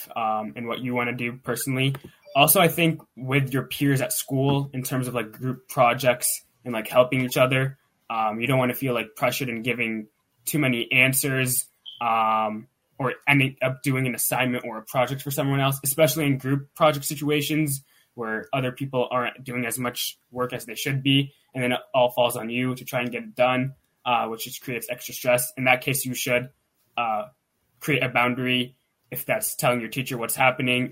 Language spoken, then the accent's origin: English; Pittsburgh, Pennsylvania, United States; I'm from Pittsburgh, Pennsylvania.